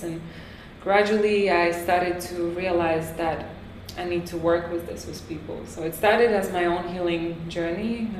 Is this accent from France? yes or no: yes; France; moved away as an adult; also born or lived in Latvia; now in Tulum, Mexico; I was born in Latvia. I grew up in France.